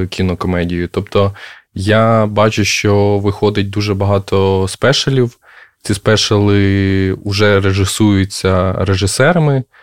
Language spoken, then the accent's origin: Ukrainian; Makariv, Kyiv Oblast, Ukraine; Я з Макарова з Київської області.